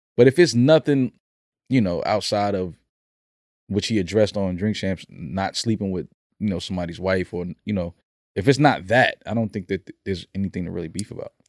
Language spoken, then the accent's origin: English; New York City, New York, United States; I've climbed many, many rooftops growing up in the Bronx